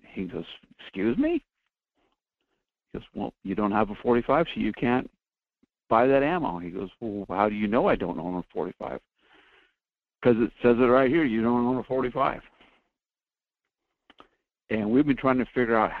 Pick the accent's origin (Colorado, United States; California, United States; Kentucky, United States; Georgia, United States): California, United States; now in Kasilof, United States; I'm from California. I have a dark past down there